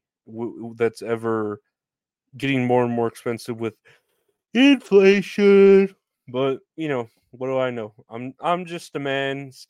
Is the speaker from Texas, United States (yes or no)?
no; Boston, Massachusetts, United States; I'm from Boston. I'm a fucking pervert from Boston